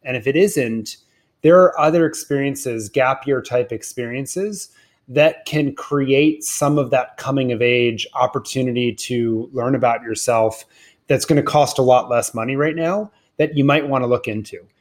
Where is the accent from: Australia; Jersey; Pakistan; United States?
United States; Washington, District of Columbia; I grew up in Washington, D C